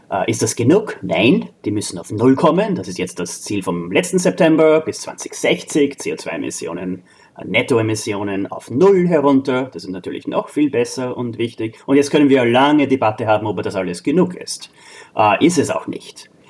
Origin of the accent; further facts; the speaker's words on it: Austria; now in United States; zähle ich auch dazu als Österreicher, äh, Austroamerikaner